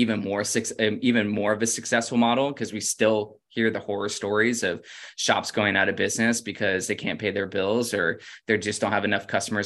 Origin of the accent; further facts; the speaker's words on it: Florida, United States; moved away as an adult; also born or lived in Oregon; I'm from Florida